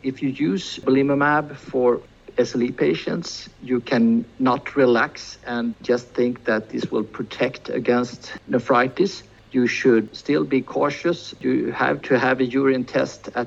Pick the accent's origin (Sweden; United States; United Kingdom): Sweden; we in Sweden